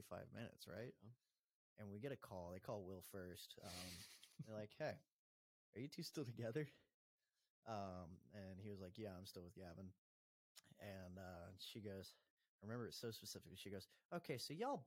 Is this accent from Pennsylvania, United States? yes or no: no; Colorado, United States; moved away; I'm from Colorado where all that shit is free.